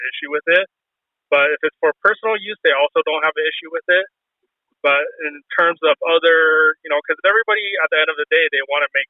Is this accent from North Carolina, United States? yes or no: no; Southern California, United States; because I grew up in Southern California